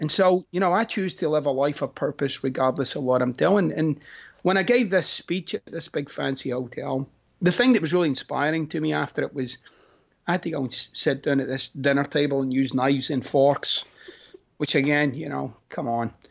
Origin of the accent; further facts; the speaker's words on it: Scotland, United Kingdom; moved away; I'm Scottish